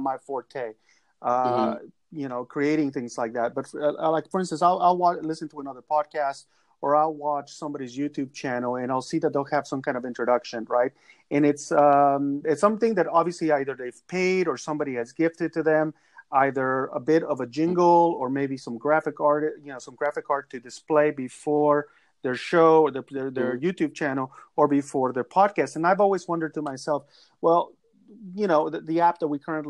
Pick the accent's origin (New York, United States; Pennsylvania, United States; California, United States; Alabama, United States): California, United States; San Gabriel Valley, Southern; Southern California, near the Pasadena area, if you know where that's at. I'm from the San Gabriel Valley